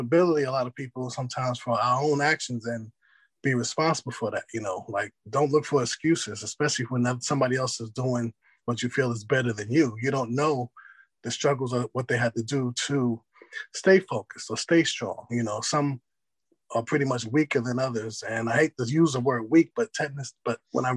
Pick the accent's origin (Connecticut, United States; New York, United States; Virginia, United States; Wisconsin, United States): New York, United States; New York City; now in North Carolina, United States; I moved from New York City to North Carolina